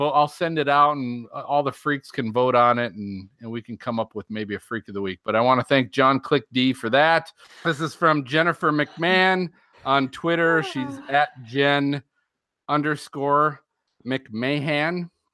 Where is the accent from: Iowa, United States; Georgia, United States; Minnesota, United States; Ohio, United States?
Minnesota, United States; moved away; I grew up in a town that was full of mullets back in Minnesota